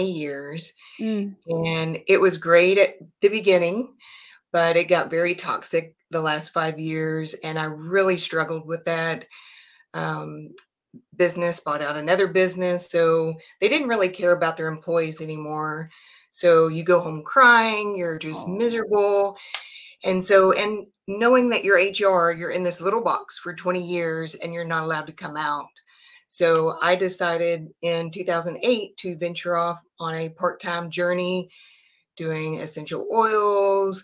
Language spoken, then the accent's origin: English; Texas, United States; I am from Texas, born and raised, and I'm still in Texas